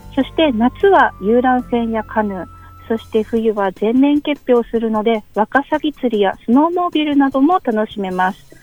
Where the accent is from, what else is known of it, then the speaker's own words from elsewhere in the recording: Rausu, Hokkaido, Japan; moved away; 出身は道東の羅臼町出身